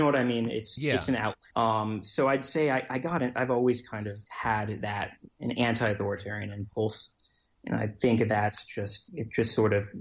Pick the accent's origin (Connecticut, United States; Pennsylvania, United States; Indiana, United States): Connecticut, United States; Greenwich; I grew up in Greenwich, Connecticut